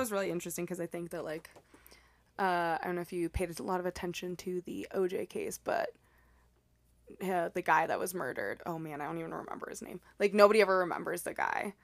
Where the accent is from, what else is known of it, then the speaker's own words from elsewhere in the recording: El Paso, Texas, United States; I'm from El Paso, Texas